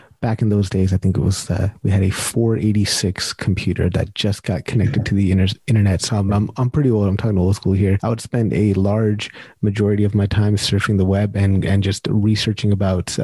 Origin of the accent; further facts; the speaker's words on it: California, United States; I'm originally from California